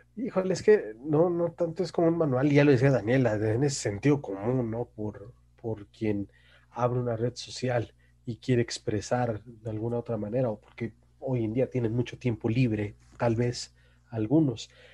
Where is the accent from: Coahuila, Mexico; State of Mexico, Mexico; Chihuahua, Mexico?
State of Mexico, Mexico; Naucalpan; yo que soy de Naucalpan